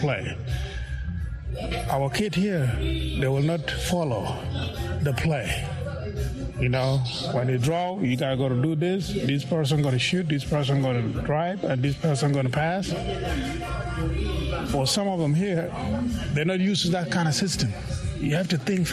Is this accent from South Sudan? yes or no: yes; South Sudan; Our makeup, physical makeup in South Sudanese, we are tall people.